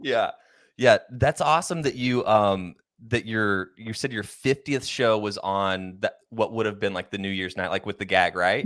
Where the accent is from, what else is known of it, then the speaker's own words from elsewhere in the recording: Oklahoma, United States; that's where I'm originally from